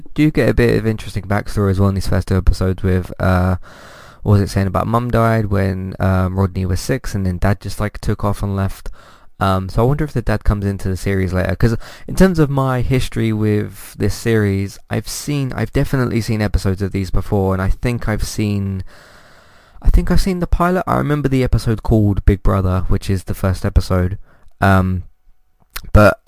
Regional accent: United Kingdom; me being British

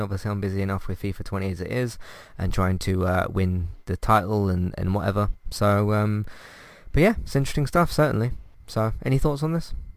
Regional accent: United Kingdom; us British people

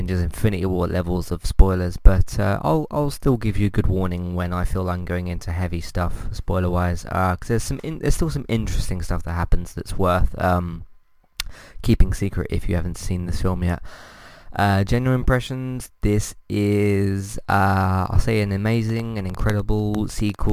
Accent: United Kingdom; I'm British.

